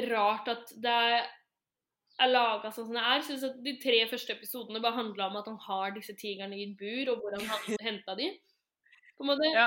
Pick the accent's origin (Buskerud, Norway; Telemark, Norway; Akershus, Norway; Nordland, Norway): Telemark, Norway; Skien; Eh, og Jenny, du er fra Ulefoss, men jeg er fra Skien